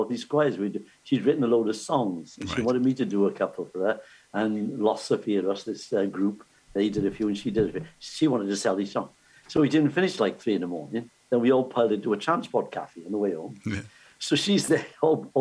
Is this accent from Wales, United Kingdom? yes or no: yes; Cardiff, Wales, United Kingdom